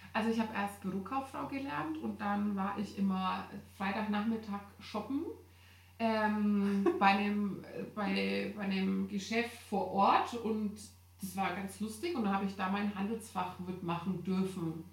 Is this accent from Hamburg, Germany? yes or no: yes; Hamburg, Germany; Ich komme aus Hamburg